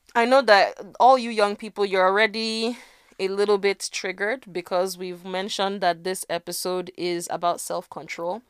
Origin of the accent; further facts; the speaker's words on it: Nigeria; as a Nigerian